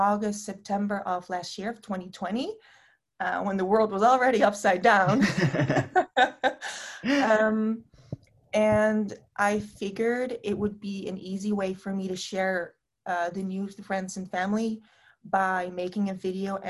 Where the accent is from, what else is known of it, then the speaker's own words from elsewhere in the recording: Netherlands; I'm from the Netherlands